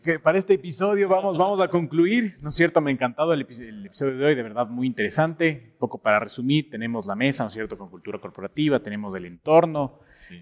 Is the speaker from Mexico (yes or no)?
no; Ecuador; como latinoamericanos, bueno, como ecuatorianos